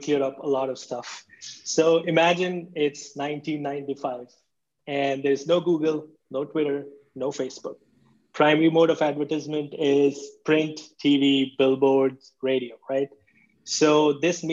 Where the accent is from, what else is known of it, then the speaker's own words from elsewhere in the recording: India; also born or lived in Berlin, Germany; now in United States; I was born and raised in India